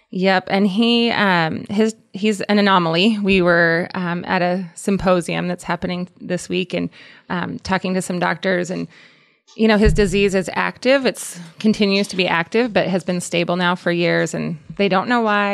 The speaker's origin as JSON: {"language": "English", "town": "Columbus", "region": "Nebraska", "country": "United States", "said": "we're from Columbus, so Columbus, Nebraska."}